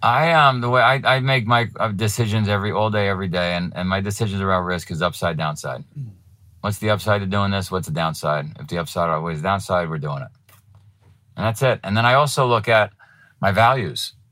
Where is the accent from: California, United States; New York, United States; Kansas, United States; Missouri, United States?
New York, United States; moved away as an adult; now in Vermont, United States; I was from New York